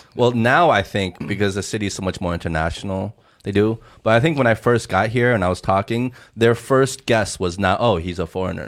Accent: United States; also born or lived in Hong Kong; now in China; we're ABCs, we're English speaking, um, you know, raised in America

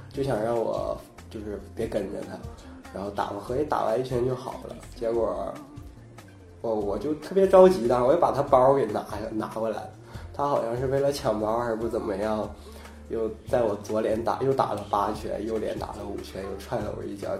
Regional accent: Dandong, Liaoning, China; moved away; 我老家丹东的

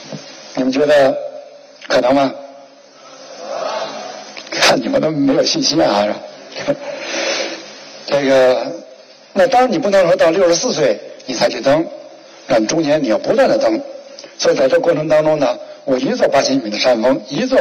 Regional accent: China; 因为当时的参照系夸奖我的呢，是我是中国人登顶年纪最大的。

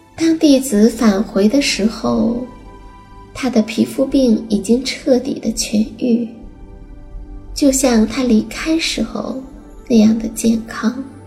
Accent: China; 我们中国人

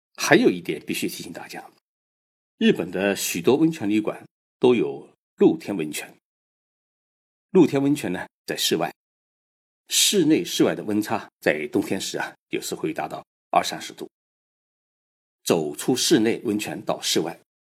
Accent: China; 我们中国人

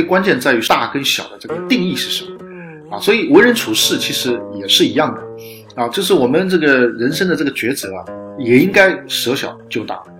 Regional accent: China; 我们中国人讲

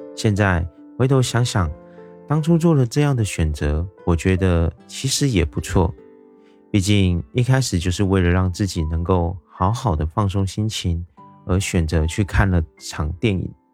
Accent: Taiwan; 我是一位来自台湾的一位小哥哥

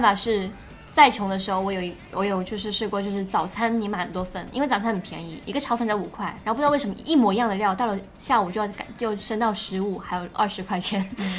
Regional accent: Guangdong, China; 我们潮汕人办酒席之类的

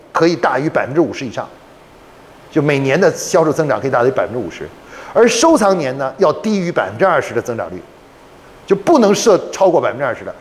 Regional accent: China; 我们中国人还发明了一个叫五行平衡

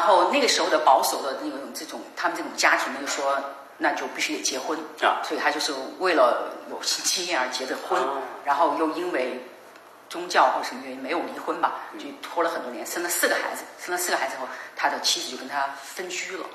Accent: Changde, Hunan, China; moved away; 我曾经带他回我的家乡

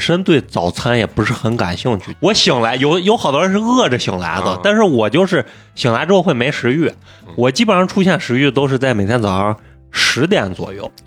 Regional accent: Guanzhong, Shaanxi, China; 咱们关中人

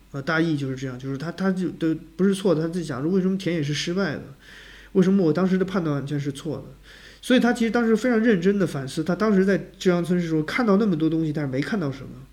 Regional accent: China; 我们中国人的生存经历

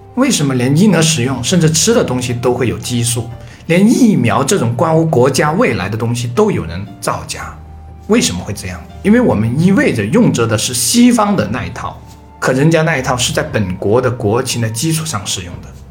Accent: China; 我们中国人

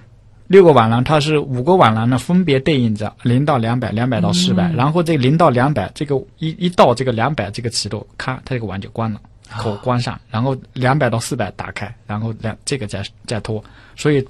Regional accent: Yangtze River, China; 我之前是在长江边长大的，我吃的都是淡水鱼。

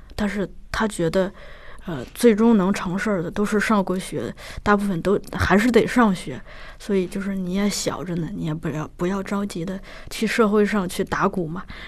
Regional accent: Shanxi, China; moved away; 我是山西人嘛嗯。我小的时候家里头只能收到山西台

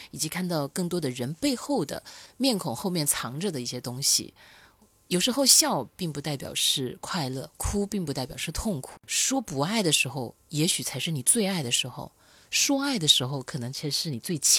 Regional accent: Loudi, Hunan, China; now in Shenzhen, China; 他那个当初我来深圳嘛，然后我是爱吃猪脚的，他就是从那个娄底，湖南娄底，

